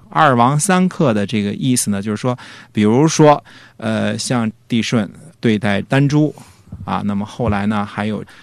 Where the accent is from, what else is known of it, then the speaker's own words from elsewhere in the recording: northern China, China; moved away; 我小的时候，至少在北方的时候